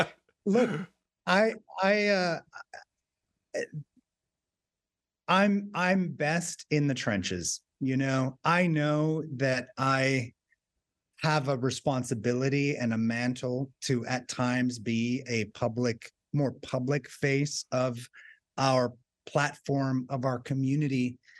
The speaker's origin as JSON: {"language": "English", "region": "Southwest", "country": "United States", "tie": "born or raised there", "said": "growing up in the Southwest at a time where, you know, just being Hispanic or Mexican was not something that, you know, kind of put on your forehead."}